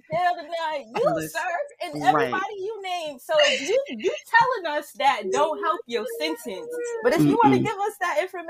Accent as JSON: {"language": "English", "town": "New York City", "region": "New York", "country": "United States", "said": "I'm from Brooklyn"}